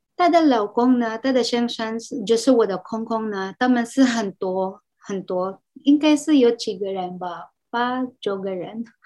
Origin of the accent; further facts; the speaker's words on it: Philippines; Chinese is a second language; moved away as an adult; also born or lived in Cebu, Philippines; now in Taiwan; 我是来自菲律宾